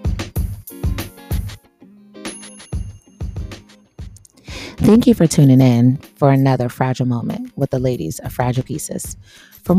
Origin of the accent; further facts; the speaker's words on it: Midwest, United States; I was from the Midwest